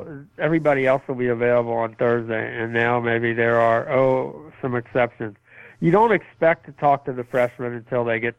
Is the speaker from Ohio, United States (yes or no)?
yes; Youngstown, Ohio, United States; And I grew up in Youngstown, played high school football there, went to Miami, Ohio, broke all the scoring records and running records there.